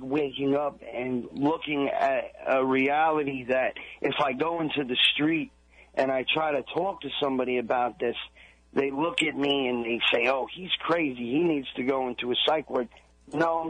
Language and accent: English; Long Island, New York, United States; I grew up on Long Island